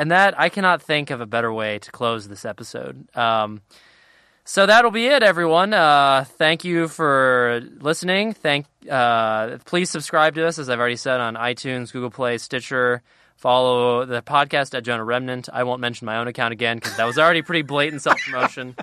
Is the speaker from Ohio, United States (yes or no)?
yes; Cincinnati, Ohio, United States; I'm from Cincinnati